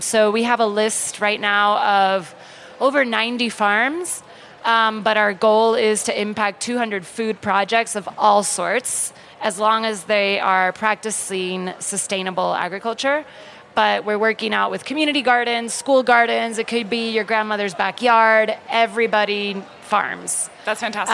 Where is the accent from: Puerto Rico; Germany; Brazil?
Puerto Rico; We're actually a series of islands. Puerto Rico has uh, about four different islands